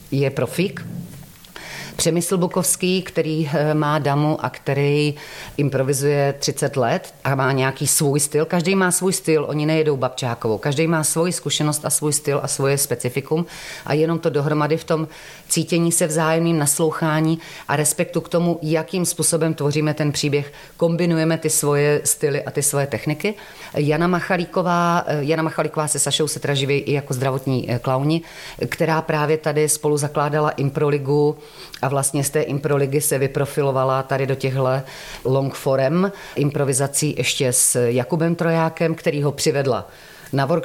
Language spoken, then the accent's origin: Czech; Šumperk, Olomouc Region, Czechia; Já jsem ze Severní Moravy, já jsem ze Šumperka, ale jak jsem různě žila po republice, tak já vždycky chytám a priori ten místní dialekt